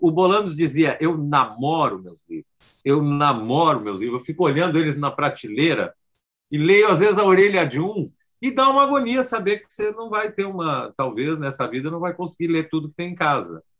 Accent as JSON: {"language": "Portuguese", "region": "Rio Grande do Sul", "country": "Brazil", "also_born_or_lived": "São Paulo", "moved": "yes", "said": "é gaúcho como eu, já ouvi todas as piadas que eu tive que ouvir, morei 20 anos em São Paulo, sou brasileiro"}